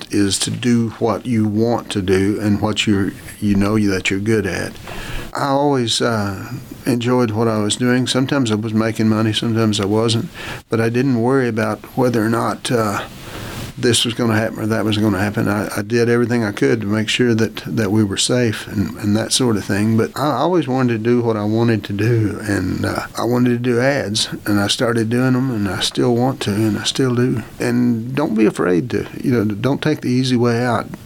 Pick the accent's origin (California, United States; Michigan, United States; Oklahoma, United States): Oklahoma, United States; I grew up in Oklahoma and the beaches are rather small.